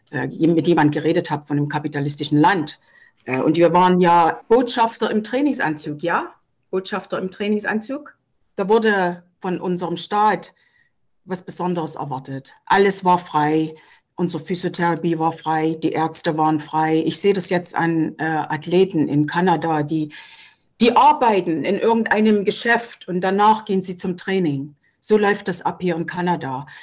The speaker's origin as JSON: {"language": "German", "region": "East Germany", "country": "Germany", "said": "bei uns im Osten, das, das war nicht so"}